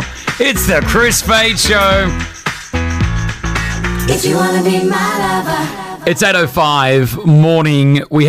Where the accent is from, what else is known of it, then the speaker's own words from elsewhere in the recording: Australia; now in Dubai, United Arab Emirates; I'm like, yeah, I'm Australian.